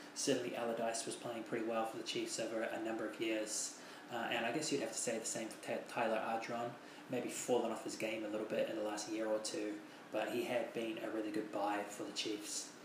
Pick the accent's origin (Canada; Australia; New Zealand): New Zealand; as a New Zealander